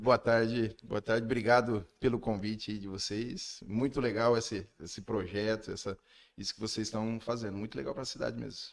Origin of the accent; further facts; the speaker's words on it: Iporã, Paraná, Brazil; also born or lived in Maringá; eu não nasci em Porã, mas foi como se tivesse nascido